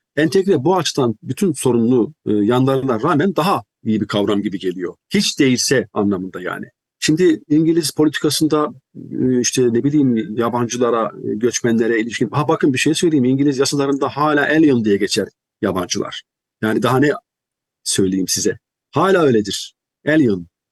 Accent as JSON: {"language": "Turkish", "country": "Turkey", "also_born_or_lived": "United Kingdom", "moved": "as an adult", "said": "Türkiye'den ne aldıysam, ne götürdüysem onu götürdüm"}